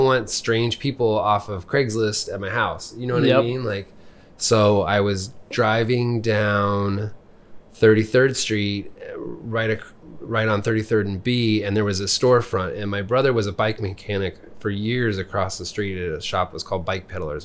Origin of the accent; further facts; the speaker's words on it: Lincoln, Nebraska, United States; also born or lived in Columbus, Nebraska; So I grew up here. I went to elementary school and junior high and high school here